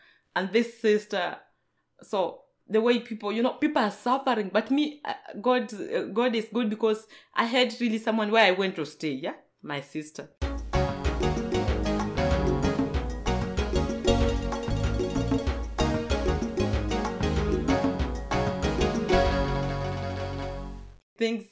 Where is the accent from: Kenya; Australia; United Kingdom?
Kenya; now in Germany; I come from Kenya